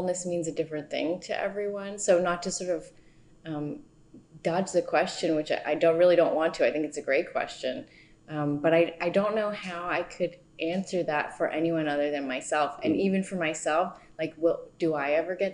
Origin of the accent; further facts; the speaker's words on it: East Coast, United States; also born or lived in Southern California; now in New York, United States; My family moved to the East Coast when I was nine. My parents are both from the East Coast.